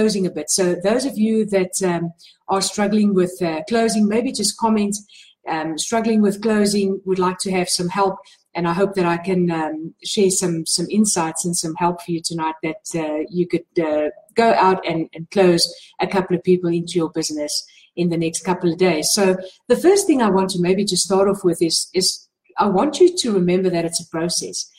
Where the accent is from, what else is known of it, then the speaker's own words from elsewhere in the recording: South Africa; I'm from South Africa